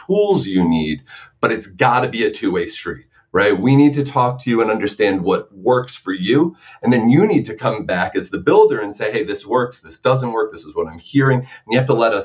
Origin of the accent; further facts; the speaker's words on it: New York, United States; growing up in New York